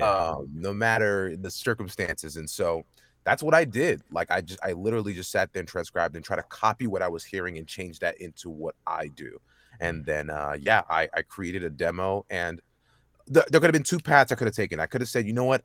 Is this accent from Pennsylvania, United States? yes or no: no; Dallas, Texas, United States; born and raised in Dallas, Texas